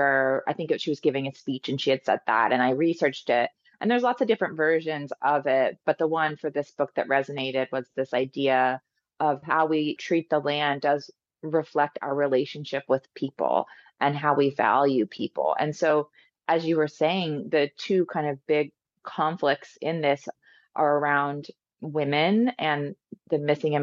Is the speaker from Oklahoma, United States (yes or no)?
yes; Cherokee Nation, northeastern Oklahoma, United States; I'm from the Cherokee Nation